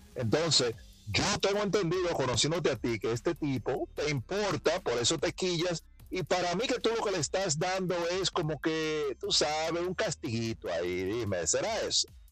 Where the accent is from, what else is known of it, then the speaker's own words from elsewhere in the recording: Dominican Republic; mi país, República Dominicana